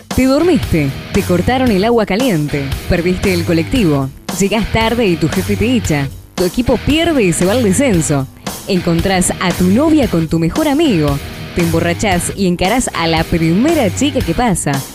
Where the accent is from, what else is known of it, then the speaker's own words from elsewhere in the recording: Dolores, Buenos Aires Province, Argentina; donde soy oriundo, allí nací en Dolores